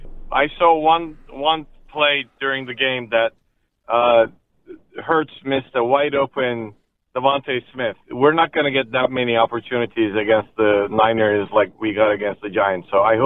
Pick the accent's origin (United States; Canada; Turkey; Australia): Turkey; western Turkey; Well, I grew up in Western Turkey. We get lots of earthquakes.